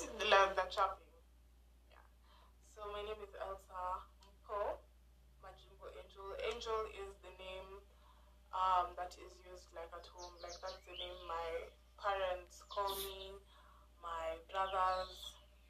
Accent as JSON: {"language": "English", "country": "Kenya", "said": "I'm Kenyan. I'm Kenyan"}